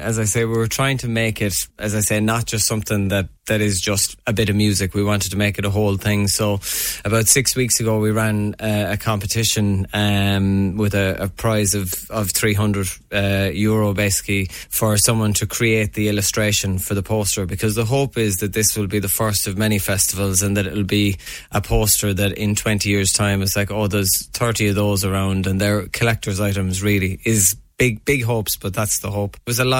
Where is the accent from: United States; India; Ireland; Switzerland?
Ireland; Newcastle West, Munster; Basically, I'm from Newcastle West, and I've always kind of been involved in music, and I was away for a number of years and always was coming back to try and do gigs